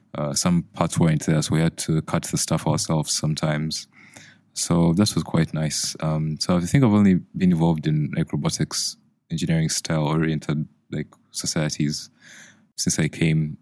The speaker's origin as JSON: {"language": "English", "country": "Uganda", "moved": "yes", "lives_now": "United Kingdom", "said": "I'm from Uganda"}